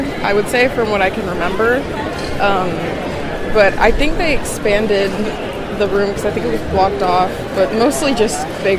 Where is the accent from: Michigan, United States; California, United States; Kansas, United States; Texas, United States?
Kansas, United States; Shawnee; I'm from Shawnee, Kansas.